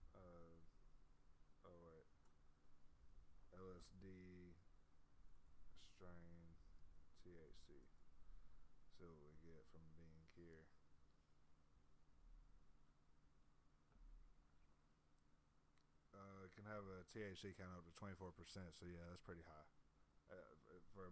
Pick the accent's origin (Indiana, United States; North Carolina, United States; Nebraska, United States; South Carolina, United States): South Carolina, United States; We're from South Carolina